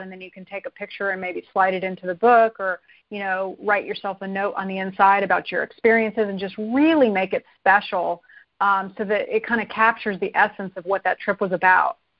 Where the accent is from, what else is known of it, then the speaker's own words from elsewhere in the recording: Arizona, United States; I grew up in Arizona